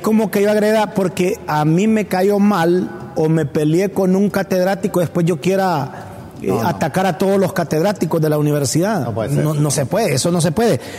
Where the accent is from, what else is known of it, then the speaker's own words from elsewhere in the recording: Honduras; como hondureños